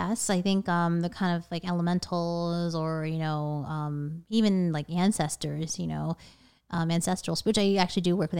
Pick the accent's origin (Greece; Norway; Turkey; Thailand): Thailand; So my family, we're from Thailand.